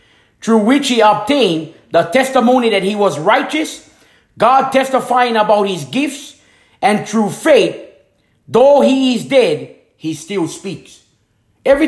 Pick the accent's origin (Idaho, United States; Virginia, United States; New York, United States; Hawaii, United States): Hawaii, United States; moved away as an adult; also born or lived in Tampa, Florida; now in Fairmont, United States; I came from Hanamaui, Hawaii.